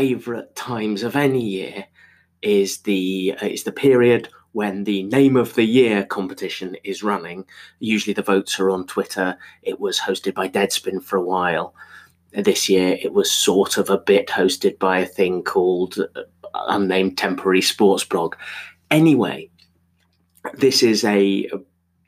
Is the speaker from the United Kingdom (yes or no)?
no; Zimbabwe; I was born in Zimbabwe